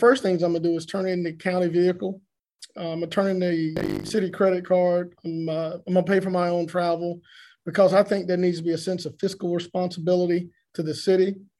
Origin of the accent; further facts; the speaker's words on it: Augusta, Georgia, United States; I'm from Augusta, from East Augusta